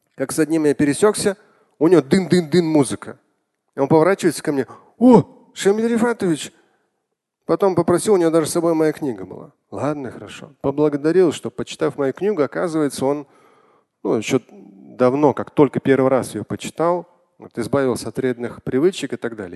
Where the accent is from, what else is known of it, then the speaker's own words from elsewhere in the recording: Moscow, Russia; я родился, вырос в Москве